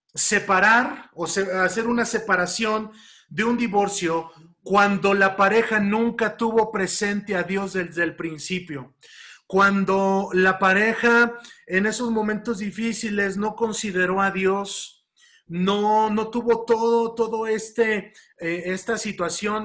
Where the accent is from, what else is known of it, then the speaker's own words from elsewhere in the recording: Mexico; tenemos impregnada esa cultura como mexicanos